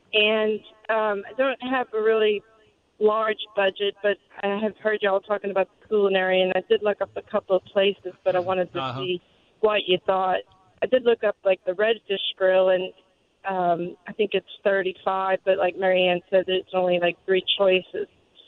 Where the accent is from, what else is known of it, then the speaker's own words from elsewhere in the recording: North Shore, Louisiana, United States; We're from the North Shore.